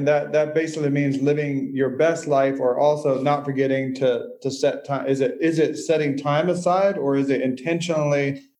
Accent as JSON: {"language": "English", "town": "Nashville", "region": "Tennessee", "country": "United States", "said": "I'm from Nashville, Tennessee"}